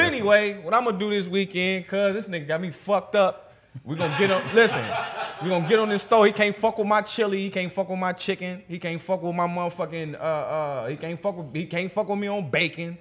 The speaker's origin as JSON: {"language": "English", "region": "Pennsylvania", "country": "United States", "tie": "born or raised there", "also_born_or_lived": "St. Louis, Missouri", "moved": "yes", "said": "I grew up in PA"}